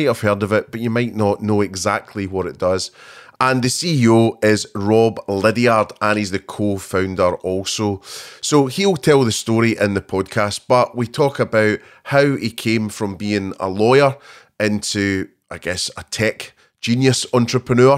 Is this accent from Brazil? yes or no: no; Scotland, United Kingdom; Two Scottish people